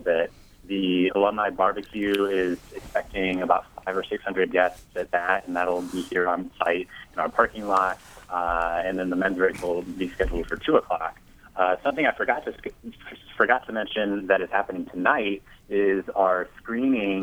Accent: Indiana, United States; I grew up in Indiana. I'm a native Hoosier.

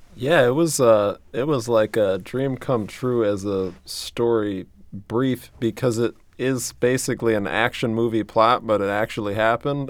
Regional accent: New Orleans, Louisiana, United States; I'm from New Orleans

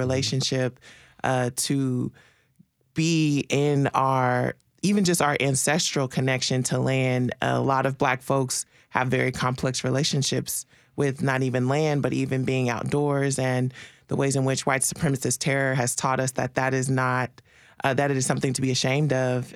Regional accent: Marshall, Texas, United States; moved away; I'm originally from Texas. Um, my family, on both sides of my family are six, seven generations in East Texas, Marshall, Texas.

